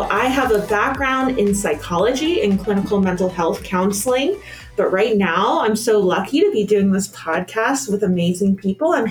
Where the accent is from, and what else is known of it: Fort Myers, Florida, United States; now in Pennsylvania, United States